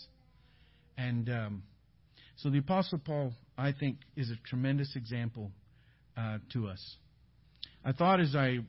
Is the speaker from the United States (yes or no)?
no; Canada; We're from Canada